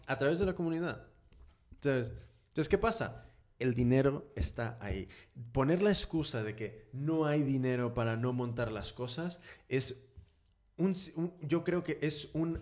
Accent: California, United States; now in Spain; Yo soy de California, entonces en, en Estados Unidos y en California específicamente, y siendo más específico en San Francisco

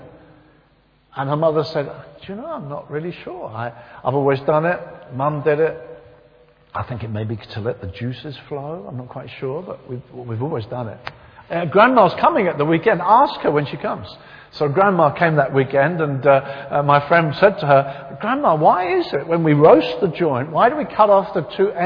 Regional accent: near Brighton, South East England, United Kingdom; it wasn't far from the town I was raised

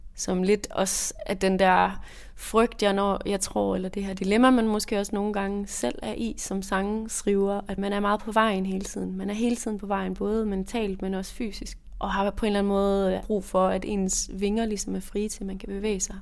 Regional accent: Jutland, Denmark; moved away as an adult; also born or lived in Aarhus; now in Copenhagen, Denmark; Jeg kommer fra Jylland, som man måske kan høre, og øh, flyttede så senere til København

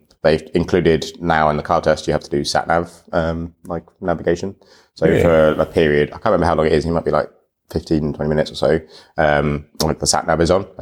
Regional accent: United Kingdom; I'm like British and haven't been to Estonia

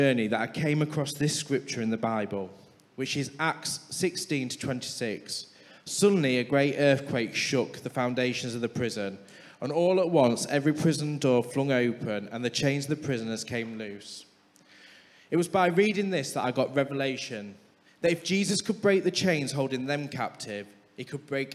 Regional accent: Scunthorpe, Yorkshire and the Humber, United Kingdom; we're both from Sunny Scunny

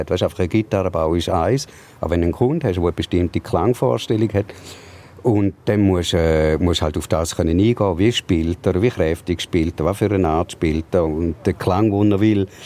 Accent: St. Gallen, Switzerland; ich bin im Toggenburg aufgewachsen

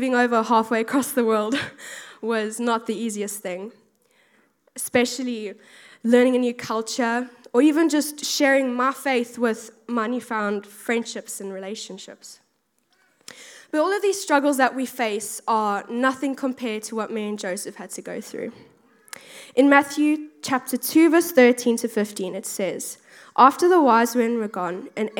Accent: South Africa; moved away as an adult; now in United Kingdom; I'm originally from South Africa, if you can really tell from my accent

